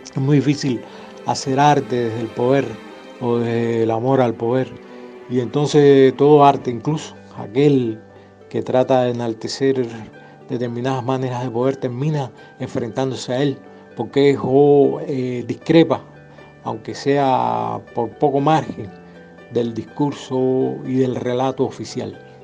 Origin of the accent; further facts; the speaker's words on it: Havana, Cuba; moved away; also born or lived in Cienfuegos; Yo nací en Ciudad de La Habana